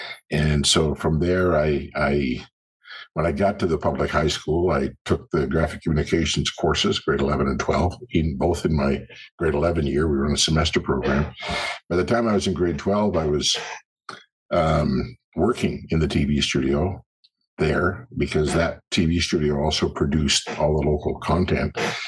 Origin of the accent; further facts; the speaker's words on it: Brazil; born there; I was born in Brazil. And as I like to say, that's where the nuts come from.